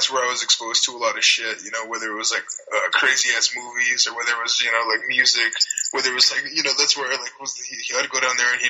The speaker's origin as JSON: {"language": "English", "town": "Platteville", "region": "Colorado", "country": "United States", "tie": "born or raised there", "said": "I grew up in this little town called Platteville, Colorado"}